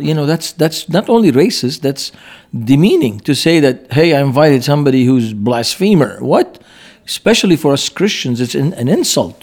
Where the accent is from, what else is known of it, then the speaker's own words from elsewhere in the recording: Beirut, Beirut Governorate, Lebanon; moved away; I grew up in Beirut.